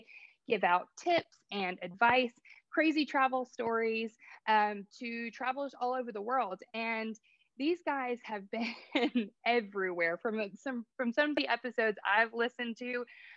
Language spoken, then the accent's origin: English; United States; as an American